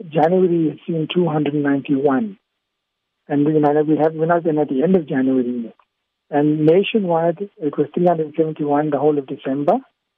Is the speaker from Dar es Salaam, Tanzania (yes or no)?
no; Tanga, Tanga Region, Tanzania; I was born in Tanga. I grew up there.